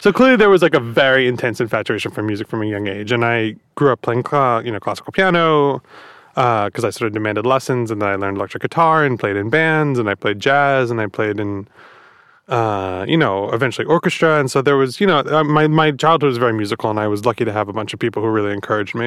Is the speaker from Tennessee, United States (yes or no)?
no; Long Island, New York, United States; I grew up on Long Island